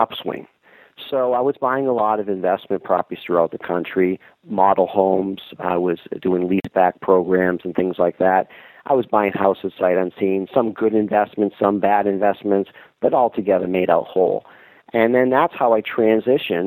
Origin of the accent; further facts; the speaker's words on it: Boston, Massachusetts, United States; moved away as an adult; now in Syracuse, United States; I'm originally from Massachusetts, and now I'm in New York State.